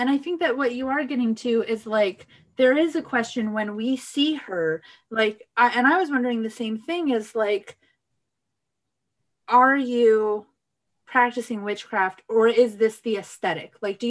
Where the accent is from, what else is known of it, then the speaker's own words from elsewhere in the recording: Riverside, California, United States; now in Portland, United States; Yeah, so I'm from the Inland Empire, i.e., I'm from Riverside, California.